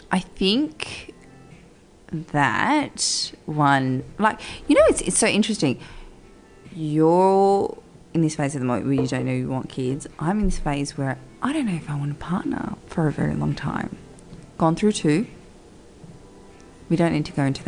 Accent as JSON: {"language": "English", "town": "Sydney", "region": "New South Wales", "country": "Australia", "said": "We're from Sydney"}